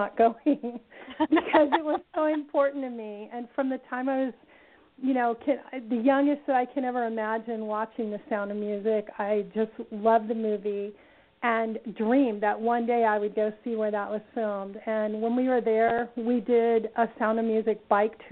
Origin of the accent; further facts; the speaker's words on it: Redondo Beach, California, United States; I was born and raised in Southern California, so I'm a California girl, and I grew up in Redondo Beach, California